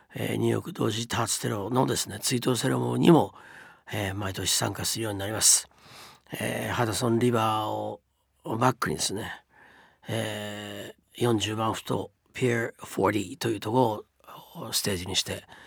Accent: Japan; moved away as an adult; also born or lived in United States; 日本に住んで生まれ育ってきて

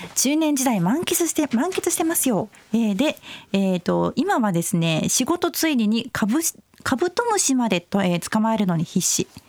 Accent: Kansai, Japan; accent: Kansai-ben; also born or lived in Nara; 私普段関西弁なんですよ。

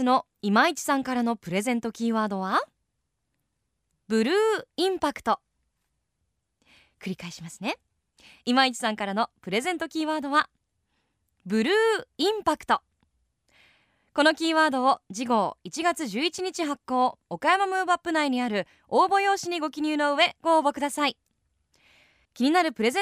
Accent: United States; born there; アメリカ生まれで、

